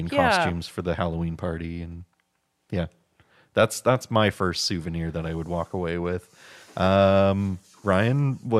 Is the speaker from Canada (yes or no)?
yes; Canada; because we are Canadian and we have to bring stuff back